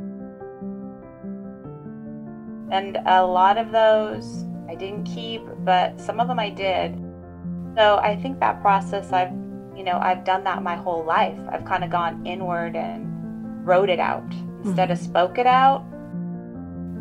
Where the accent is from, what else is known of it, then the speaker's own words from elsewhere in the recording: Pacific Northwest, United States; also born or lived in Kitsap Peninsula, Washington; I grew up in the Pacific Northwest